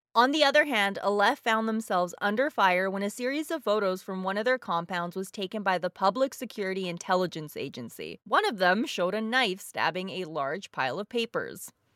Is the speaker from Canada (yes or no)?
no; Bosnia & Herzegovina; moved away; my home country of Bosnia